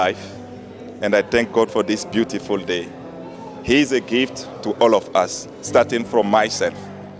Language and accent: English; Benin; from the Republic of Benin.